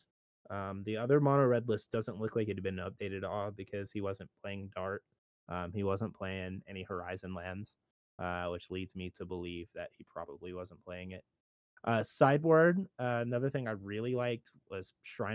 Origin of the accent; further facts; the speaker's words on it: Midwest, United States; I grew up in the Midwest